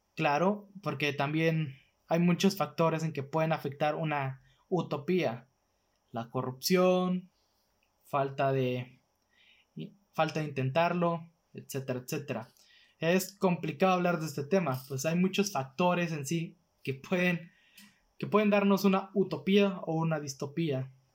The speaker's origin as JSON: {"language": "Spanish", "region": "northern Mexico", "country": "Mexico", "said": "básicamente aquí en el norte"}